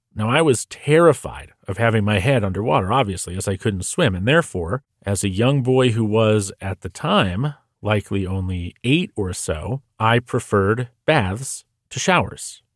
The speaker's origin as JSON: {"language": "English", "region": "New Hampshire", "country": "United States", "tie": "born or raised there", "said": "I grew up in New Hampshire"}